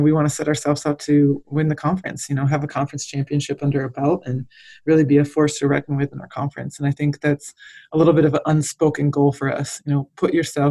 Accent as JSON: {"language": "English", "region": "Michigan", "country": "United States", "tie": "born or raised there", "also_born_or_lived": "Texas", "moved": "as an adult", "said": "I grew up in Michigan and went and played at Texas A&M"}